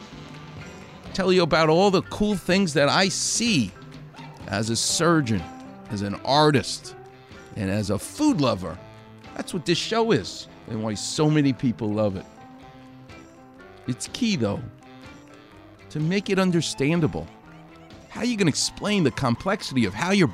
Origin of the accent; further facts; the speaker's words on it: New York, United States; I grew up a Jewish guy in New York.